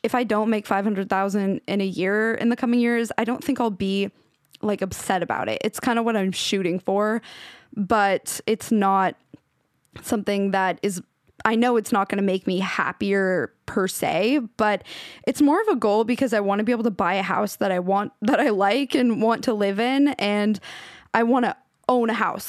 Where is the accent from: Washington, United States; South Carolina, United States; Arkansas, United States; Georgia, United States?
Washington, United States; now in Los Angeles, United States; the town I grew up in in Washington